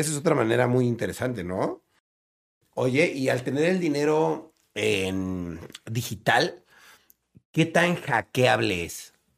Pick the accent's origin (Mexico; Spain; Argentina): Mexico; Nosotros somos mexicanos